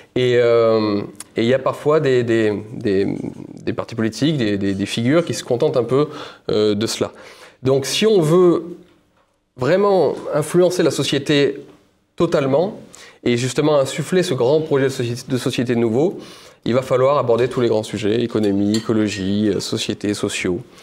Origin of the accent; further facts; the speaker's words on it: Ardèche, Auvergne-Rhône-Alpes, France; also born or lived in Paris; moi j'habitais euh, en Ardèche, ma maison, c'est de là d'où je viens